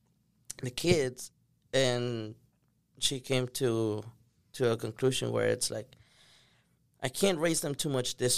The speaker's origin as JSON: {"language": "English", "town": "Manor", "region": "Texas", "country": "United States", "tie": "born or raised there", "also_born_or_lived": "Durango, Mexico", "said": "I grew up in Maynard"}